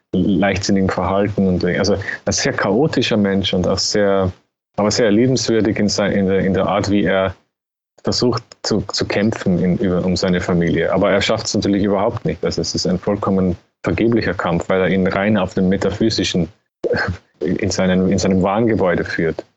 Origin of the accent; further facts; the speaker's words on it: Austria; als Österreicher